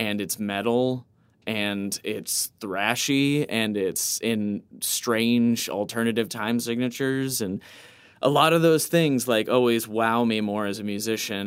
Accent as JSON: {"language": "English", "town": "Tulsa", "region": "Oklahoma", "country": "United States", "tie": "born or raised there", "said": "I was born in Tulsa, Oklahoma"}